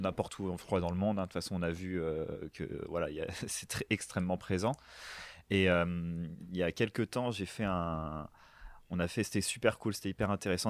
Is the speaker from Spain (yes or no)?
no; France; nous, en tant que Français